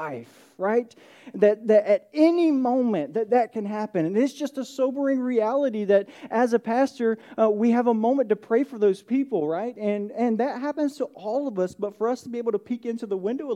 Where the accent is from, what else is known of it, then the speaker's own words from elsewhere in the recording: Atlanta, Georgia, United States; moved away as an adult; now in Lowcountry, South Carolina, United States; I grew up in Georgia